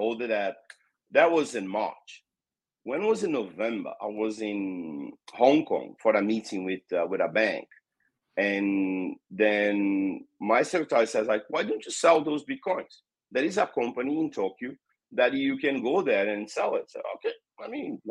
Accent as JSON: {"language": "English", "country": "Brazil", "first_language": "Portuguese", "second_language": "English", "said": "I'm from Brazil, and here in Brazil we speak Portuguese, so English is not our native language. So I'll try my best to speak English. But yeah, I born in Brazil."}